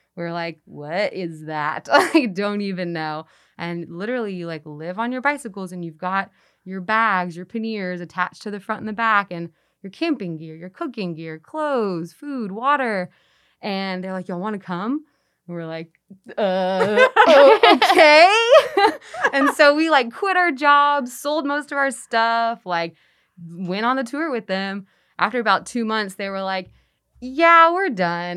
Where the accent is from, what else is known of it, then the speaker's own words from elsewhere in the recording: Texas, United States; now in Memphis, United States; I'm from Texas.